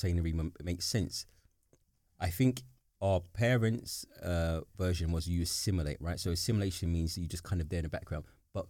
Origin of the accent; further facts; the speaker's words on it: London, United Kingdom; I am British. I'm from here. I'm a London, whatever it is.